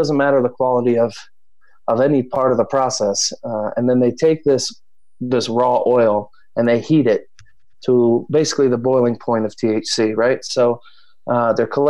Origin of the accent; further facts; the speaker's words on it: New Jersey, United States; moved away; I'm from Jersey originally